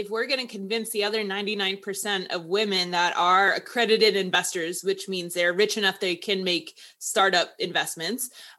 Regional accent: Houston, Texas, United States; I'm from Houston and like River Oaks is like the like really, really rich neighborhood.

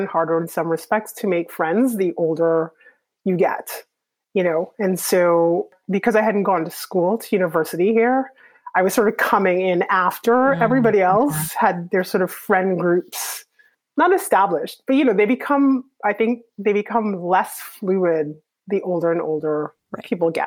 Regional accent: Trinidad & Tobago; moved away as an adult; also born or lived in Canada / Hanover, New Hampshire / New York; now in Toronto, Canada; even though I grew up in Trinidad, I was actually born in Canada

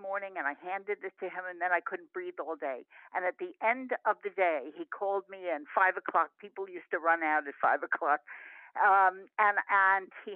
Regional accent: New York City, New York, United States; also born or lived in Berkeley, California; I grew up in Sheepshead Bay, Brooklyn

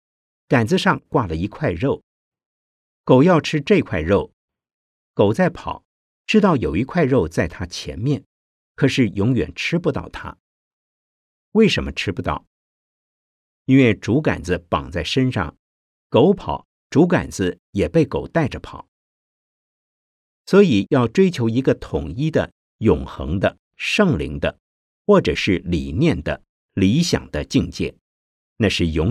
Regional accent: China; 我们中国人常常讲“海面无风三尺浪”

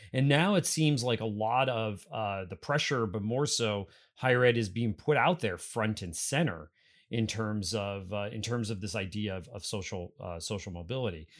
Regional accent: Pennsylvania, United States; moved away; Pennsylvania is my home state.

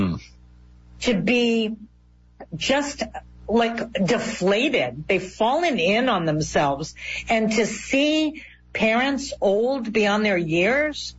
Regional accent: South Florida, United States; I'm from South Florida

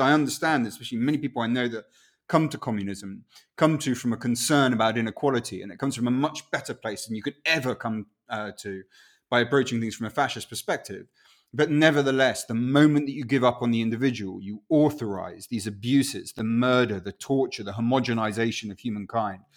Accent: Winchester, South East England, United Kingdom; first language Spanish; English is a second language; also born or lived in Chile; now in London, United Kingdom; I was born in Winchester, and then we went off to live in Chile, and then we went back to Winchester.

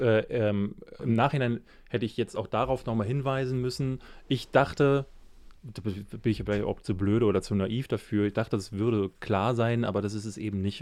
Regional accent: Berlin, Germany; Aber ich bin ja in Marzahn groß geworden

